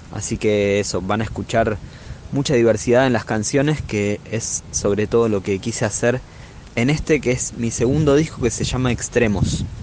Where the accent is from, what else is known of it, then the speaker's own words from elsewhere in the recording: Buenos Aires, Argentina; soy músico de Buenos Aires, vivo en La Boca